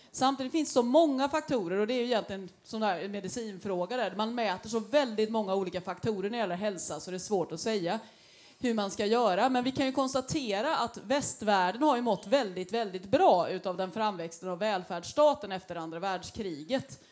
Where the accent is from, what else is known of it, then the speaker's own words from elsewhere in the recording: Gothenburg, Västra Götaland, Sweden; vi som göteborgare